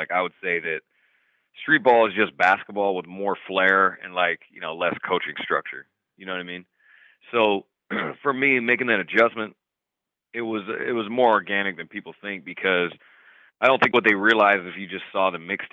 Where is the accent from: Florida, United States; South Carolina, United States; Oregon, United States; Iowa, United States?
Oregon, United States; Portland, which was the closest city to my hometown in Oregon